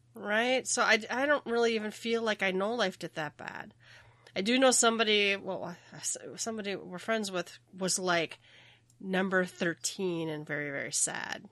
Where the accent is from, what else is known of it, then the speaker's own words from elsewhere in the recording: Minnesota, United States; I am from Minnesota.